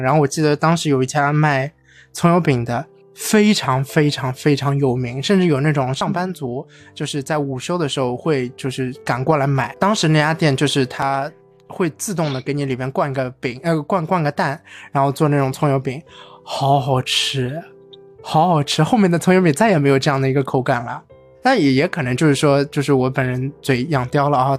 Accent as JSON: {"language": "Chinese", "country": "China", "said": "我们中国人"}